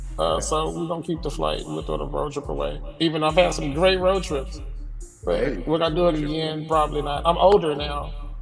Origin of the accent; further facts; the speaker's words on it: Texas, United States; I'm from Texas, man.